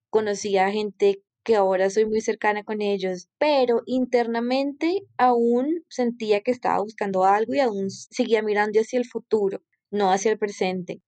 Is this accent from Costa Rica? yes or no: no; Colombia; Soy colombiana